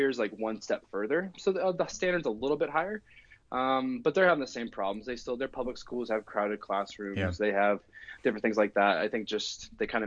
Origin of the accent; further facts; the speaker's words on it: Oregon, United States; moved away as an adult; now in Calgary, Canada; I'm from Oregon, born and raised in Oregon.